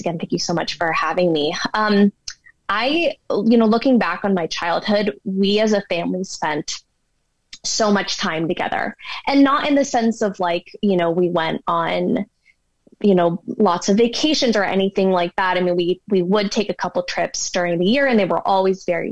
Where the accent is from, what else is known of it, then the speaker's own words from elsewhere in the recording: Bay Area, California, United States; now in Denver, United States; growing up in the Bay Area, growing up 10 minutes from Stanford University